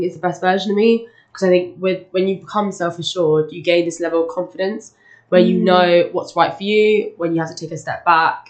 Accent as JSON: {"language": "English", "region": "London", "country": "United Kingdom", "said": "I'm 19 and I'm from South London and I study Spanish and beginner's German."}